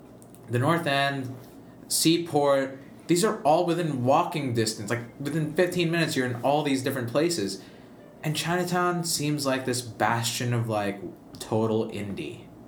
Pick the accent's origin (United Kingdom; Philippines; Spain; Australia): Philippines; Lucena, Calabarzon; also born or lived in New York; now in Boston, United States; my hometown in the Philippines, in Lucena